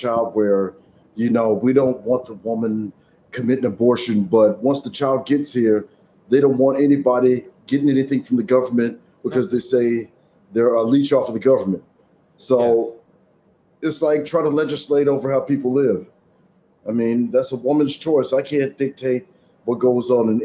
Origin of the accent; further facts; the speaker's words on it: Texas, United States; it's my home state